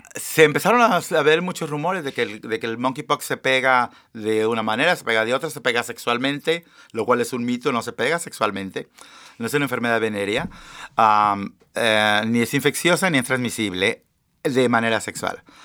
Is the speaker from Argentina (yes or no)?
no; Mexico; also born or lived in Seattle area, Washington, United States; now in United States; los que venimos de México